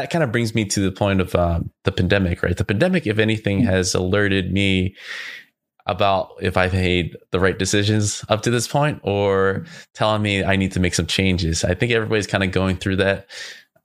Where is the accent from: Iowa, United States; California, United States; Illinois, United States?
California, United States; Southern; moved away as an adult; also born or lived in San Francisco Bay Area; I'm originally from Southern California